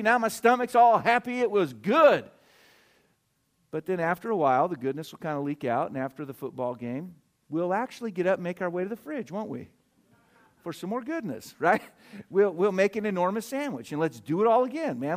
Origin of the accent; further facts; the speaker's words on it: United States; as American people